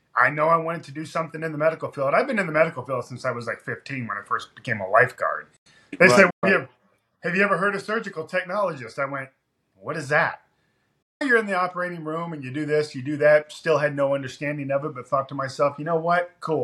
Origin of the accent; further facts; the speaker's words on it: Ashland, Kentucky, United States; also born or lived in Washington / Michigan / New York; I wasn't born in Kentucky, all right? I was born in Washington. He was in the Secret Service. I lived in Michigan, young part of my life, New York. Then I was in Ashland, Kentucky, from like middle school all the way up until I graduated